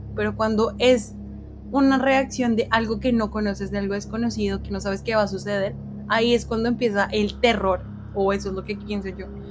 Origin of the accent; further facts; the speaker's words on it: Colombia; nosotros como colombianos